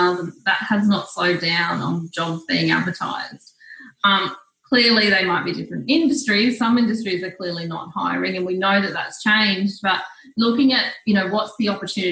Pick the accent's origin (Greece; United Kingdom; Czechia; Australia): Australia; New South Wales; I'm from New South Wales